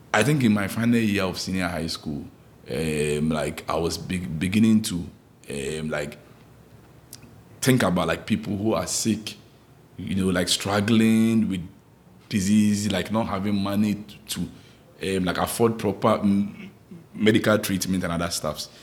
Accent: Ghana; moved away; growing up in Ghana, like back in Ghana

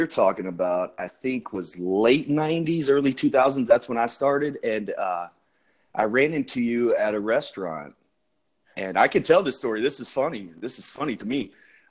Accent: Memphis, Tennessee, United States; Memphis, Tennessee, man. Born and raised. And we grew up on Memphis wrestling.

